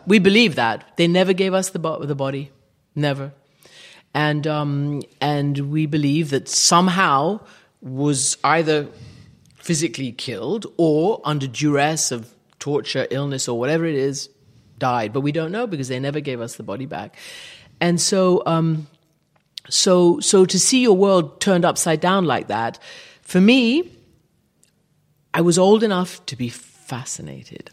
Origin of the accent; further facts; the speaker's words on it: Iran; also born or lived in England / Rhode Island; now in London, United Kingdom; taken over to Iran where I grew up. For me, my first home was Iran